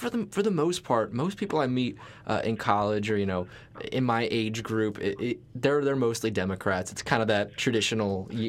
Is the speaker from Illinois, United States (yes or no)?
no; Atlantic City, New Jersey, United States; I grew up right around Atlantic City